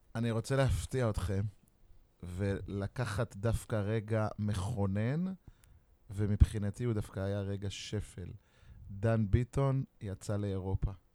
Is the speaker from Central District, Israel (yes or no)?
no; Beersheba, Southern District, Israel; זה היה גאווה בשבילי כבאר שבעי